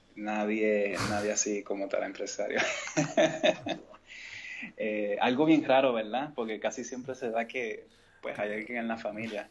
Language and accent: Spanish; Mayagüez, Puerto Rico; also born or lived in San Juan; yo soy natural de San Juan, pero me crié en Mayagüez